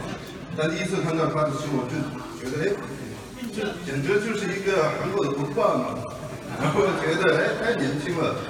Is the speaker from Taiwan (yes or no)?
no; Tibet, China; moved away; Where I'm from，I'm from，我是从西藏来的，